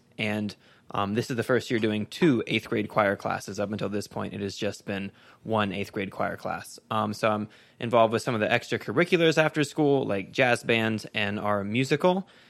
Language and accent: English; Virginia, United States; So I grew up in Virginia, went to Bridgewater College